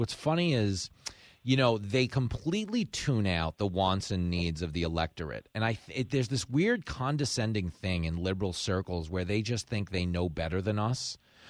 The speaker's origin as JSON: {"language": "English", "area": "Long Island", "region": "New York", "country": "United States", "tie": "born or raised there", "said": "I grew up on Long Island, right?"}